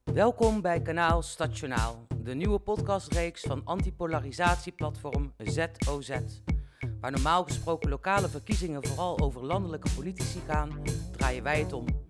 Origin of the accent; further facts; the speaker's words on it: Arnhem, Gelderland, Netherlands; Ik kom zelf uit Arnhem Zuid